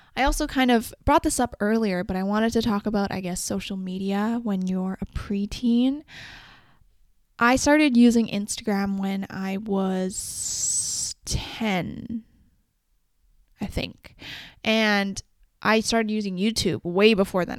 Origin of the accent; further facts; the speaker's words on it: Canada; also born or lived in China; I was born in China in April, and then I moved that year, that December, to Canada with my mom and dad.